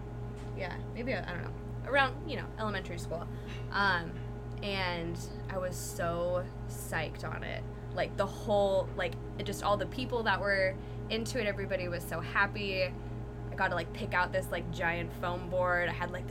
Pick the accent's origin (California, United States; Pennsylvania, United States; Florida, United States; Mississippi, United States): California, United States; Costa Mesa; In Costa Mesa.